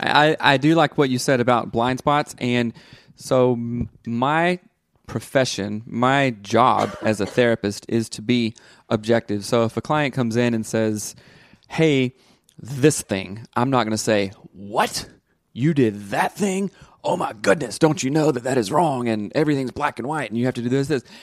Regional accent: the South, United States; growing up in the South, it's very rigid and very black and white

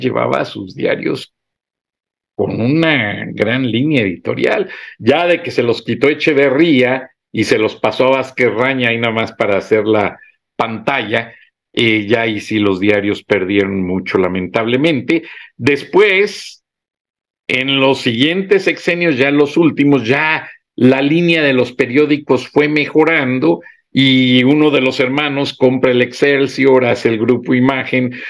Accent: Guanajuato, Mexico; soy guanajuatense

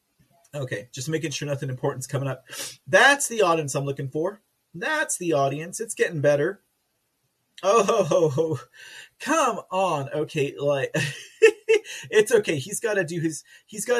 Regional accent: Texas, United States; I'm from Texas

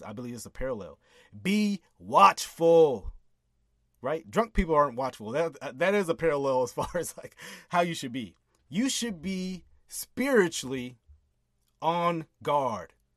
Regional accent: United States; I'm an American.

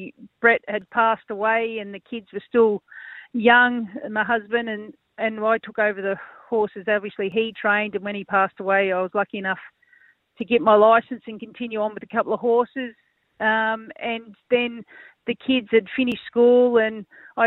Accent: Albury, New South Wales, Australia; born and bred in Albury, local girl.

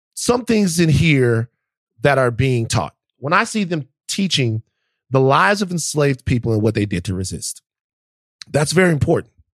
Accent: the South, United States; I'm from the South and I love the South

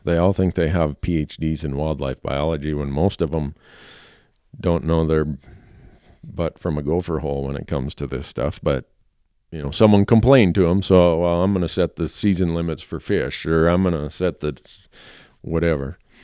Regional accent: Minnesota, United States; now in Montana, United States; where I grew up in Minnesota

